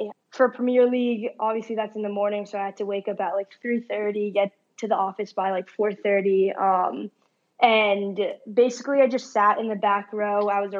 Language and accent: English; Tokyo, Japan; born there; So I was born in Tokyo, and I only lived there for a year, actually, but we would, as a family, would go back a couple times a year.